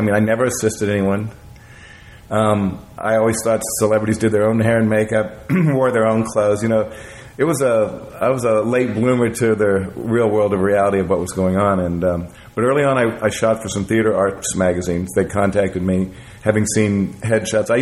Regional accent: Kansas City, United States; I'm from Kansas City

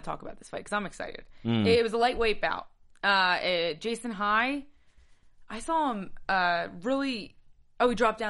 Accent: Atlantic City, New Jersey, United States; moved away; It's my hometown.

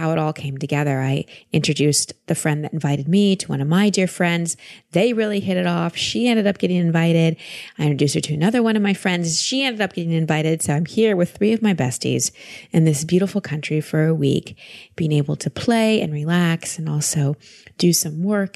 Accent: Texas, United States; calling us from Texas today, my home state

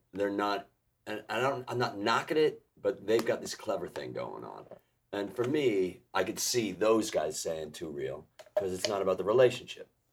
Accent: Chicago, Illinois, United States; I'm from Chicago

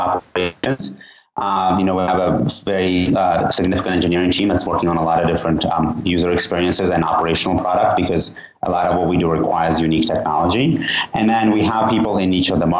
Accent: Georgia; now in United States; I'm originally from Georgia, the country

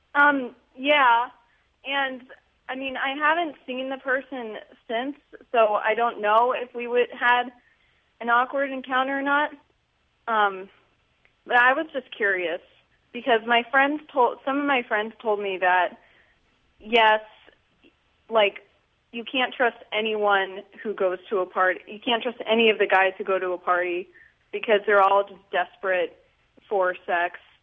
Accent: Pennsylvania, United States; I'm from Pennsylvania

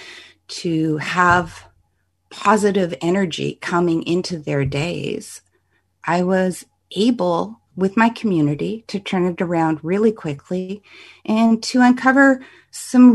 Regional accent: Canada; I'm a Canadian

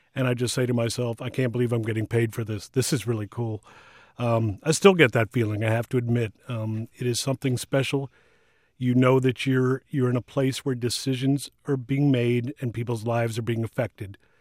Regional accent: Washington, District of Columbia, United States; I was born and raised in Washington

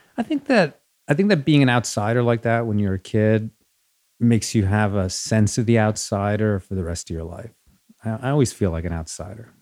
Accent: Rockland County, New York, United States; born or raised there; first language Spanish; English is a second language; also born or lived in Chile / Riverdale; now in Los Angeles, United States

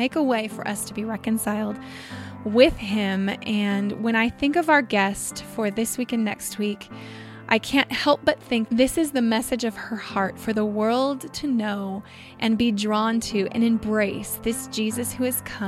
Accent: Visalia, California, United States; I was born in Central California in a little farming town called Visalia

